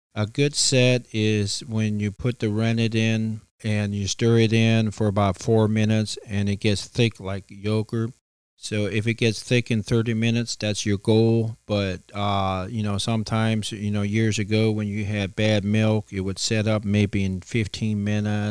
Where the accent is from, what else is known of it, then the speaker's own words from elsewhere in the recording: beside Bunker Hill Cheese, Ohio, United States; I grew up right beside the Cheese House here